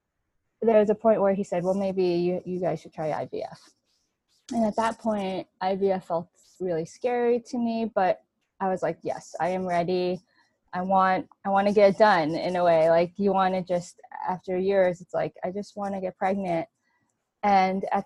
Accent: New York, United States; I grew up in New York, born and raised

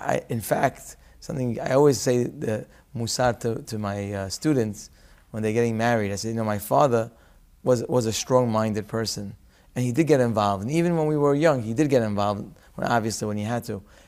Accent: Syria; I was born in Syria.

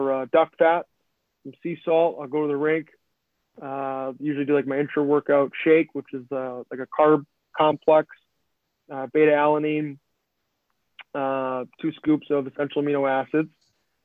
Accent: Midwest, United States; moved away; we're from the Midwest

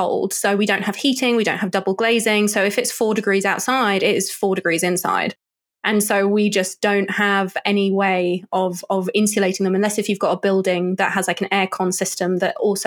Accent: Oxfordshire, South East England, United Kingdom; I was born in Oxfordshire

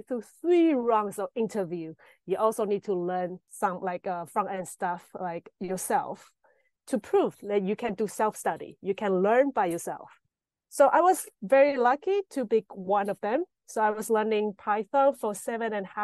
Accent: Taiwan; moved away as an adult; now in Berlin, Germany; I'm from Taiwan.

